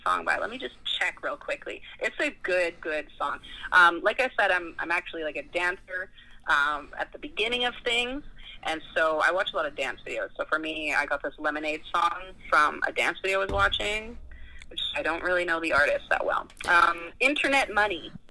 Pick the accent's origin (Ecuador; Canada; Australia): Canada; Calgary, Alberta; I grew up in Calgary, Alberta